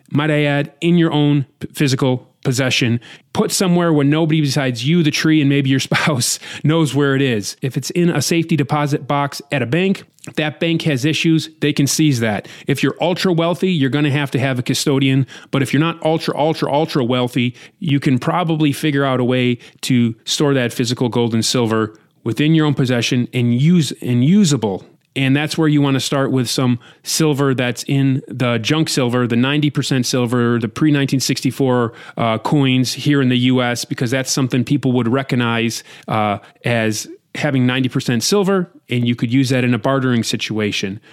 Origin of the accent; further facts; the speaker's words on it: United States; as an American